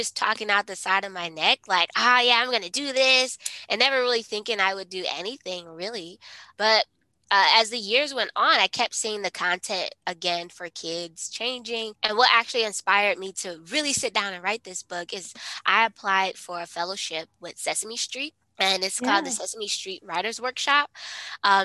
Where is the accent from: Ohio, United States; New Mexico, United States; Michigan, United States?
Ohio, United States; I'm from Ohio